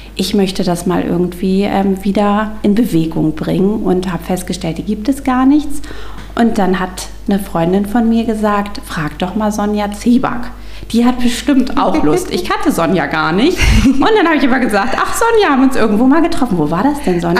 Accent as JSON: {"language": "German", "area": "Stormarn district", "region": "Schleswig-Holstein", "country": "Germany", "also_born_or_lived": "Göttingen", "moved": "as an adult", "said": "Ich komme eigentlich ursprünglich auch aus dem Kreis Stormann"}